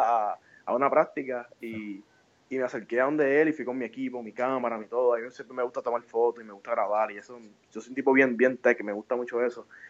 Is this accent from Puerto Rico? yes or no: yes; Puerto Rico; moved away as an adult; now in New York, United States; yo nací en Puerto Rico, me, crié allá y, fui a la escuela y fui a la, a UPR